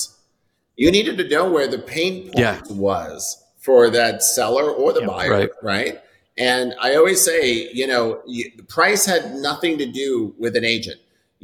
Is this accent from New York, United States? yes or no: yes; New York, United States; moved away as an adult; also born or lived in San Francisco; now in Dallas, United States; I'm born and raised in New York.